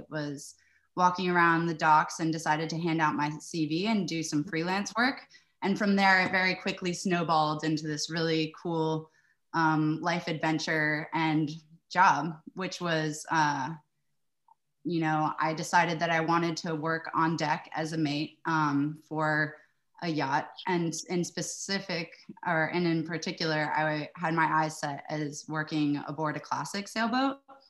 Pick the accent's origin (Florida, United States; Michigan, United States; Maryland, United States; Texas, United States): Maryland, United States; Annapolis; also born or lived in Antigua; Even though Annapolis, it's a huge part of my hometown.